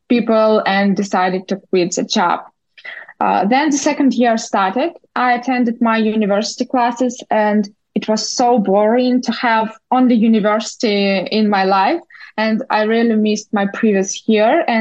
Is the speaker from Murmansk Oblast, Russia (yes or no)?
no; Moscow, Russia; moved away as an adult; also born or lived in Moldova; now in New York City, United States; Originally, I'm from Moldova. I was born there, but in my childhood, my parents decided to move to Russia. So I grew up in Moscow